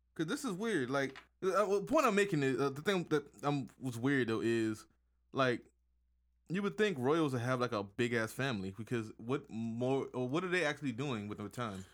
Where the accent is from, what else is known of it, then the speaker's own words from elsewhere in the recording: United States; I'm American